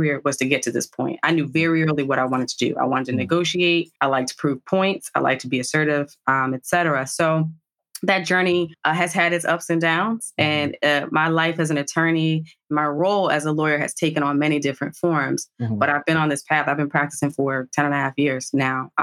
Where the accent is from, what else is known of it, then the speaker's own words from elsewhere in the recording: New Jersey, United States; also born or lived in Washington, D.C.; I'm a Jersey girl, born and bred through and through.